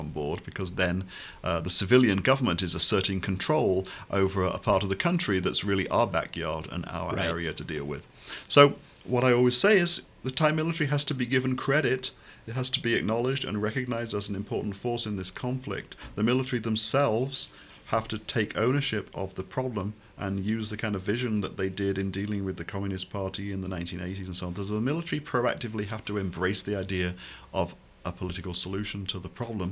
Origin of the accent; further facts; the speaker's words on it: United Kingdom; I come from the United Kingdom of Great Britain and Northern Ireland